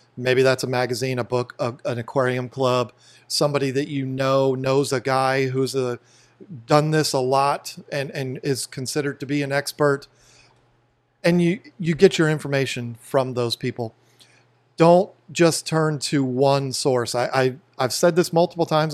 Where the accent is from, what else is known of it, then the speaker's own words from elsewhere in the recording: Fredericksburg, Virginia, United States; where we grew up in Fredericksburg, Virginia